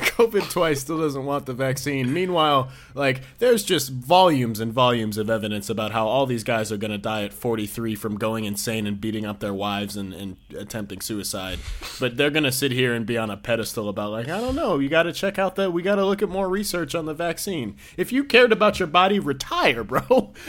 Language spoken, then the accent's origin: English; New York, United States; I'm from New York